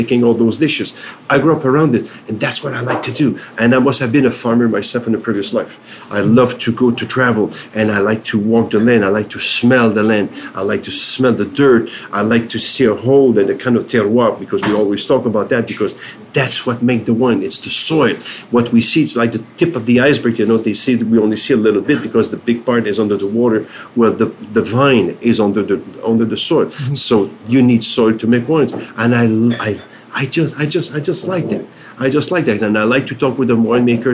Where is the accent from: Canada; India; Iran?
Canada; Quebec; So I'm from Canada. I'm from the province of Quebec.